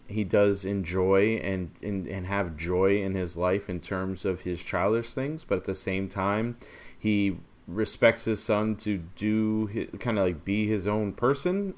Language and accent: English; Maine, United States; growing up in Maine